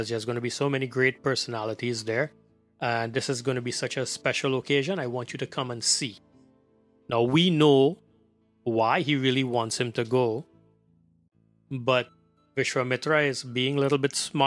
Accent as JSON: {"language": "English", "country": "Trinidad & Tobago", "tie": "born or raised there", "moved": "yes", "said": "we grew up back in Trinidad."}